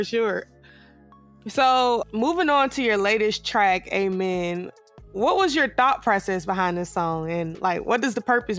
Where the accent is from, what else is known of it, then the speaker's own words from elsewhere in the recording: the South, United States; we Southern